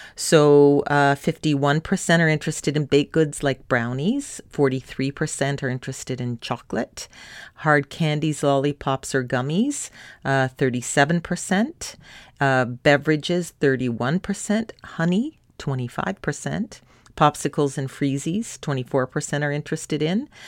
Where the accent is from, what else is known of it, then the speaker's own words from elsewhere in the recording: Canada; My home country of Canada